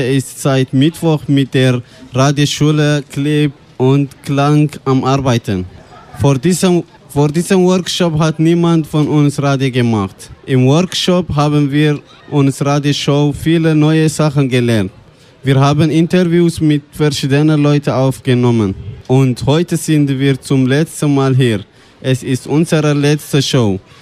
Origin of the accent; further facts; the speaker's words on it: Eritrea; now in Switzerland; ich komme aus Eritrea, ich bin 23 Jahre alt